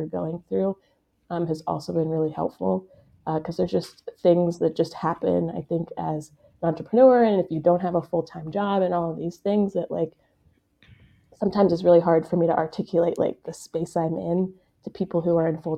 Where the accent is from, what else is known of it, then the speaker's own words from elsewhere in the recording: Pittsburgh, Pennsylvania, United States; moved away as an adult; also born or lived in Boston; now in Kansas City, United States; I'm not from Kansas City originally. I'm from Pittsburgh, Pennsylvania